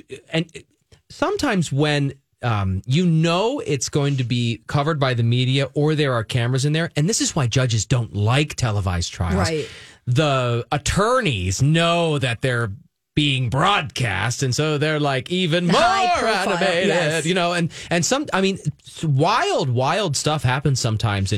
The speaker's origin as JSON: {"language": "English", "region": "Pennsylvania", "country": "United States", "said": "I'm from Pennsylvania in the middle of the two big cities"}